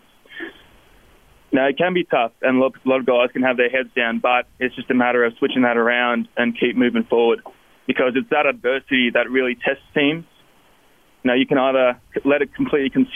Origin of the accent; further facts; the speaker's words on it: Melbourne, Victoria, Australia; moved away as an adult; now in Logan, United States; I came from Melbourne, Australia